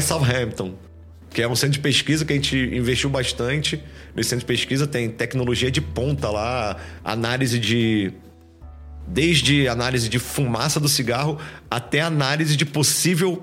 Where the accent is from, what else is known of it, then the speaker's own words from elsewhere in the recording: Nilópolis, Rio de Janeiro, Brazil; sou do Rio de Janeiro é, na real, sou de Nilópolis, uma cidade do Rio de Janeiro, grande Rio de Janeiro